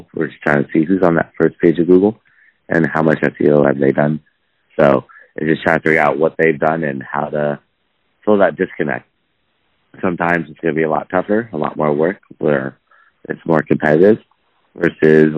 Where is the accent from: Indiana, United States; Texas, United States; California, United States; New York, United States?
California, United States; Los Angeles; From Los Angeles, and still based out of Los Angeles. Never really left.